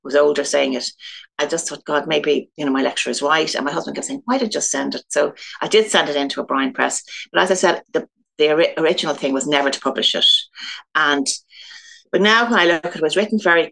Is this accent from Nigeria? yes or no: no; Dublin, Leinster, Ireland; I'm from Dublin. I grew up in Goatstown, and actually I'm not living too far from that still.